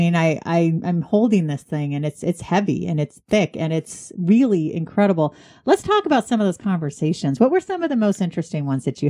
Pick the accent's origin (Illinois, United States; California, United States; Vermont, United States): California, United States; moved away as an adult; now in East Coast, United States; I'm from California, and so I've been on the East Coast. It'll be 18 years at the end of this month.